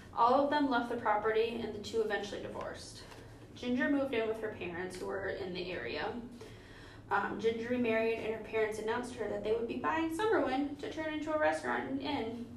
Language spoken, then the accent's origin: English; Minnesota, United States; we're from Minnesota